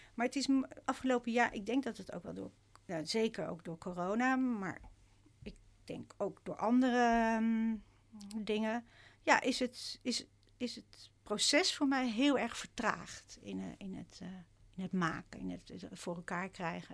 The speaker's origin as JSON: {"language": "Dutch", "town": "Rotterdam", "region": "South Holland", "country": "Netherlands", "said": "ik kom uit Rotterdam"}